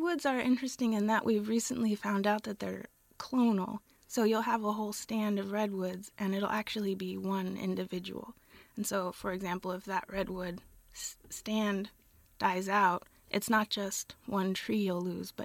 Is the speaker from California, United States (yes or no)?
yes; Gilroy, California, United States; now in Berkeley, United States; I'm from Gilroy, California